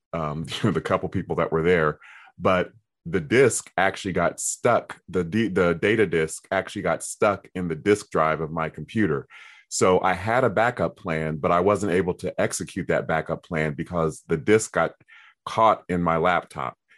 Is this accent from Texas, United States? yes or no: no; Columbus, Ohio, United States; my hometown of Columbus, Ohio